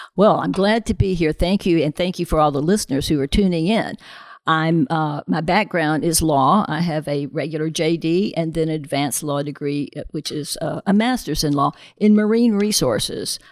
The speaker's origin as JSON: {"language": "English", "region": "the South", "country": "United States", "tie": "born or raised there", "said": "I grew up in the South"}